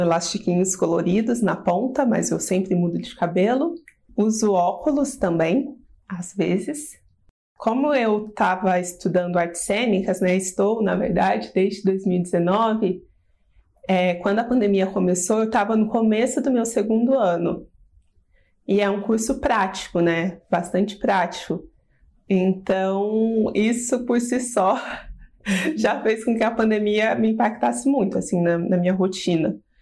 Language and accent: Portuguese; Poços de Caldas, Minas Gerais, Brazil; moved away as an adult; now in São Paulo, Brazil; sou de Poços de Caldas, Minas Gerais, mas moro aqui em São Paulo há 7 anos já